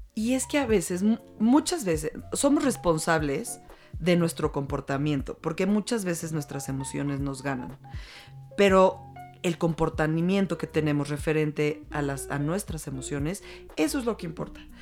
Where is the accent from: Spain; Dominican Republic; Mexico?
Mexico; como mujeres mexicanas